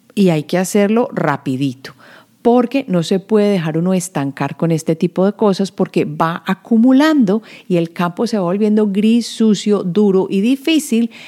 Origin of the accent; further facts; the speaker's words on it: Medellín, Antioquia, Colombia; yo que vengo de Medellín